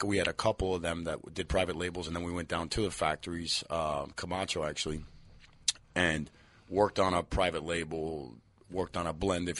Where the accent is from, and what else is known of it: Miami, Florida, United States